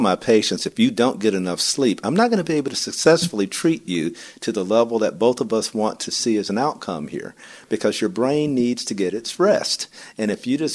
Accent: the South, United States; I'm from the South, and the breakfast of the South is a honey bun and a Coca-Cola

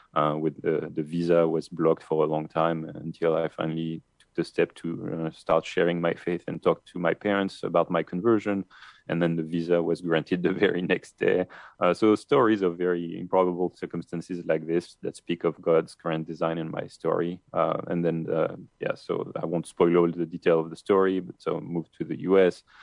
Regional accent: France; accent: French; English is a second language; moved away; my French accent

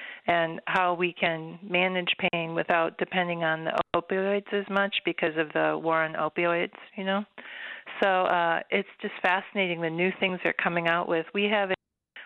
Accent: Watertown, Minnesota, United States; I grew up on a farm in Watertown, Minnesota

